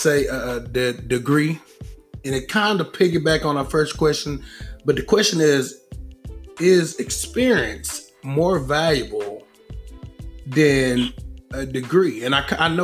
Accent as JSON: {"language": "English", "region": "the South", "country": "United States", "said": "I'm from the South. Brought up under my mother and her mother"}